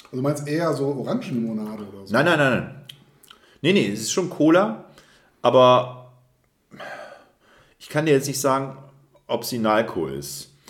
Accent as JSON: {"language": "German", "region": "Rhineland", "country": "Germany", "said": "aber es fehlt das Süßliche, das, was ich als Rheinländer brauche."}